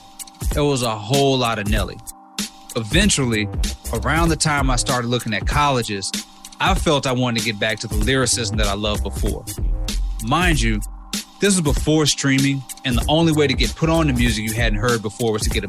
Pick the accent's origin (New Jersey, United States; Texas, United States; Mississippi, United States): Mississippi, United States; I was an 18-year-old Mississippi kid